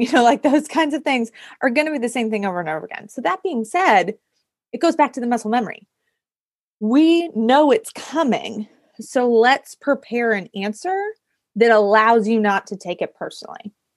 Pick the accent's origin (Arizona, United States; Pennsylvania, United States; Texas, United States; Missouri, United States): Pennsylvania, United States; near Pittsburgh; I am originally from a very small town outside of Pittsburgh, Pennsylvania